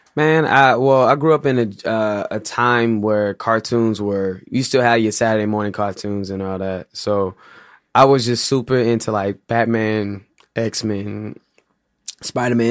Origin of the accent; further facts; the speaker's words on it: St. Louis, Missouri, United States; Grew up in St. Louis